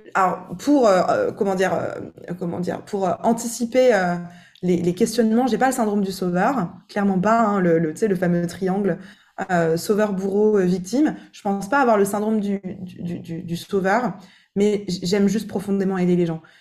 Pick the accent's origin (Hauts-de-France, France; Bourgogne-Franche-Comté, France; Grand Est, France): Grand Est, France; Alsace; also born or lived in Italy; now in Miami, United States; chez moi en Alsace, dans, dans, ma terre d'origine